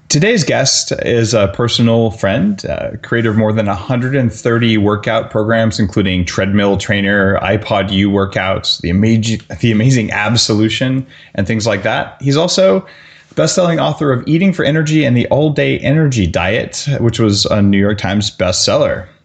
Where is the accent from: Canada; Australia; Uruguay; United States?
Canada; as you know, being a Canadian uh, citizen, everything here has a label in French and a label in English